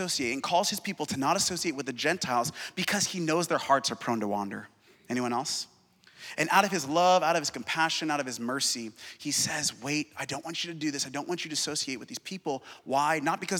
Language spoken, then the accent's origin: English; Seattle, Washington, United States; I'm from Seattle, and the god of my city is success.